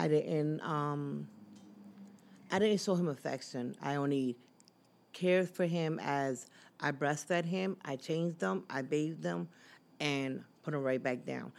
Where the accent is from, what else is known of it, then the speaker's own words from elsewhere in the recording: Philadelphia, Pennsylvania, United States; also born or lived in Massachusetts; I came two Philadelphia, to live in Philadelphia at the age of five, but I was born in Lower Massachusetts